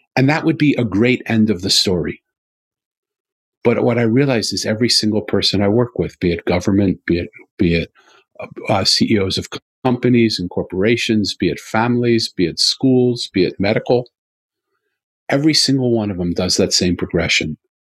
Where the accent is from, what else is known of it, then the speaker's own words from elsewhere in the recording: Philadelphia, Pennsylvania, United States; I'm from Philadelphia